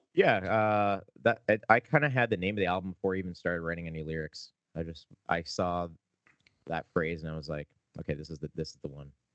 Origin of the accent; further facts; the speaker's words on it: Canada; we're a Canadian band